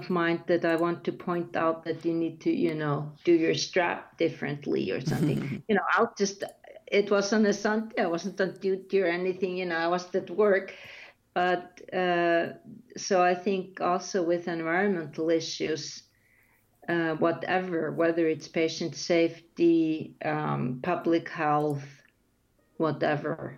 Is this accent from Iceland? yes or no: yes; Iceland; first language Icelandic; English is a second language